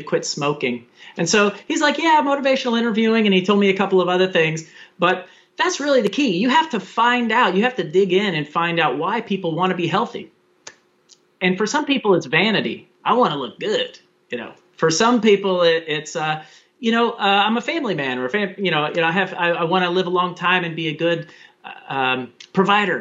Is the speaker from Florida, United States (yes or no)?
yes; Daytona Beach, Florida, United States; moved away as an adult; where I was raised in Daytona Beach, Florida